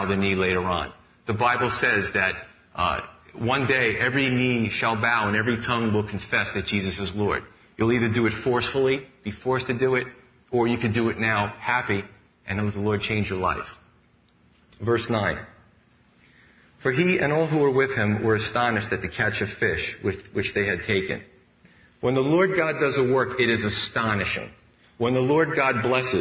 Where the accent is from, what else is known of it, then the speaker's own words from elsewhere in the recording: New York City, New York, United States; Growing up in Staten Island, I thought there was only two types of people, Italian and Irish.